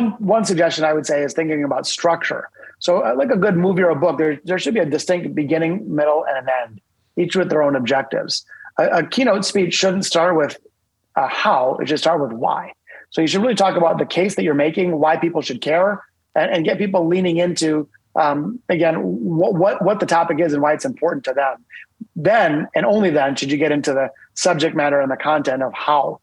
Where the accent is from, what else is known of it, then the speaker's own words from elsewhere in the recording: Detroit, Michigan, United States; I'm from Detroit